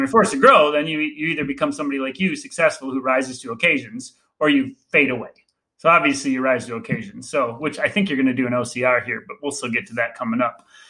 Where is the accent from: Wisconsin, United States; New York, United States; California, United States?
Wisconsin, United States; Green Bay; I grew up in Green Bay, Wisconsin